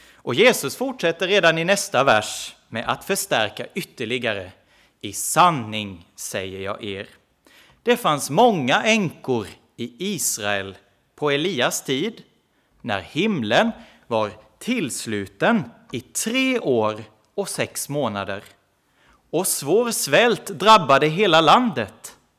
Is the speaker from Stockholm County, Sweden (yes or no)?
no; Växjö, Kronoberg County, Sweden; Nu är jag inte i Växjö just, där jag kommer ifrån, men ganska nära.